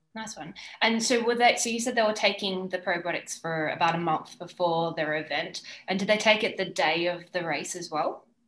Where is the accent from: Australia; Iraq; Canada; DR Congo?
Australia; now in Girona, Spain; I'm an Australian sports dietitian based in Girona